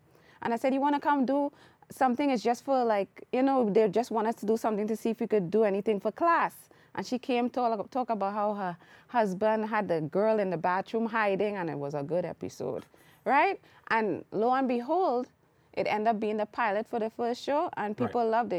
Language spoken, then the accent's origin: English; Trinidad & Tobago; And I am Trinidadian.